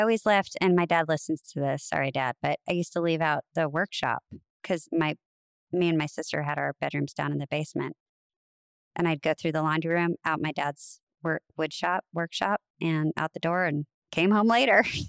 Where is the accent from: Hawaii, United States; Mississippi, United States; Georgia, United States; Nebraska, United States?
Nebraska, United States; I'm from Nebraska